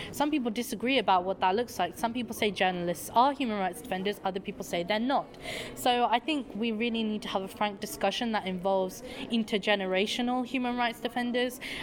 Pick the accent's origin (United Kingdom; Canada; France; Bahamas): United Kingdom; I am from the United Kingdom